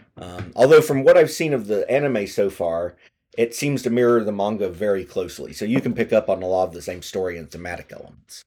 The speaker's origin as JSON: {"language": "English", "country": "United States", "said": "as an American"}